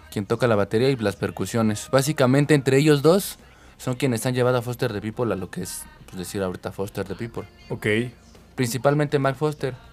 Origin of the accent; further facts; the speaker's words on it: Defeños, Mexico City, Mexico; nosotros que somos de aquí